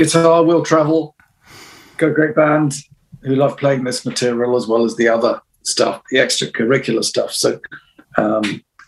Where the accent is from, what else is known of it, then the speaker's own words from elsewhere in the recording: United Kingdom; other than being British.